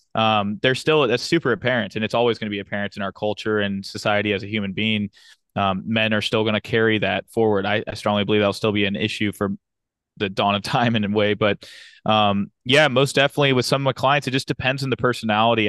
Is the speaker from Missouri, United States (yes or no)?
yes; St. Louis, Missouri, United States; moved away as an adult; now in Fayetteville, United States; I was born and raised in Saint Louis, Missouri.